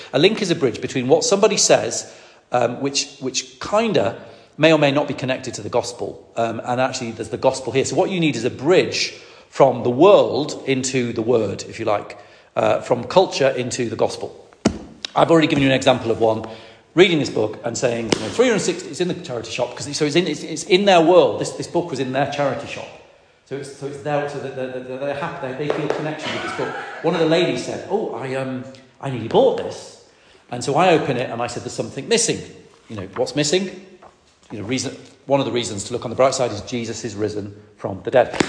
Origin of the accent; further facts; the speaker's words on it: Lancaster, North West England, United Kingdom; I grew up in Lancaster in the northwest of England